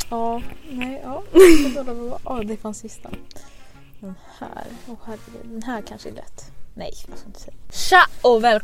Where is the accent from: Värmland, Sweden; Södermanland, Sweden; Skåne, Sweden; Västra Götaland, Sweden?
Skåne, Sweden; accent: Scanian; Jag känner utanför min skånska.